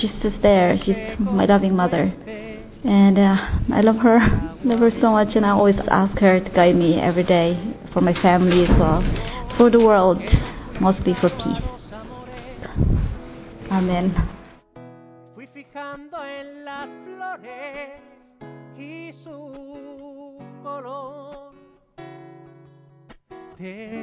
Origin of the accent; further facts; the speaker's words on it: Philippines; I'm from the Philippines.